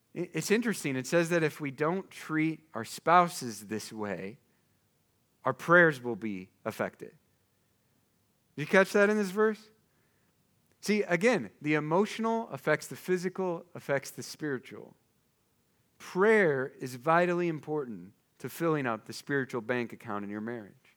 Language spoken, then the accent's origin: English; eastern Iowa, United States; my hometown is in eastern Iowa, like, just take thirty all the way to the Mississippi, there's my house.